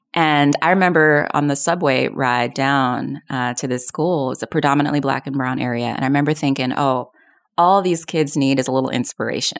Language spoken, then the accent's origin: English; Long Island, New York, United States; also born or lived in South Bronx, New York City; I grew up on Long Island in this predominantly white, uh, area